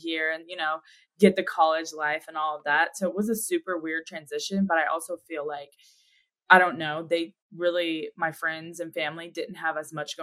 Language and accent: English; Magnolia, Texas, United States; moved away as an adult; now in Dallas, United States; I'm originally from Magnolia, Texas. It's just a little suburb in Houston, Texas